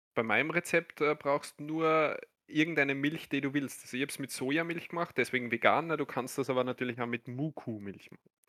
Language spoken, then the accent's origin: German; Austria; So sind wir Österreicher, so bin ich